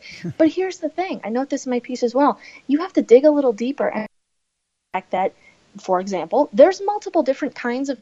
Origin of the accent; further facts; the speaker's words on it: Minnesota, United States; here in my home state of Minnesota, largely in my hometown metro area